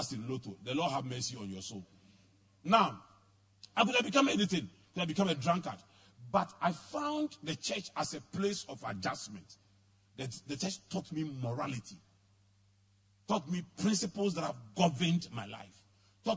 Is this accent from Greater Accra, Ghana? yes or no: yes; Accra, Greater Accra, Ghana; also born or lived in Tarkwa; I grew up in Adabraka, where at the time I was growing up, there were drugs, prostitution, armed robbery, everything.